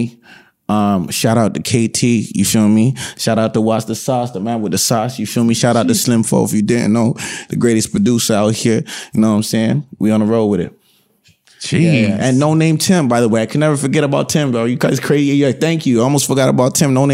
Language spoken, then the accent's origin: English; Toronto, Ontario, Canada; I'm from East Scarborough, right? I grew up on Port Union and Lawrence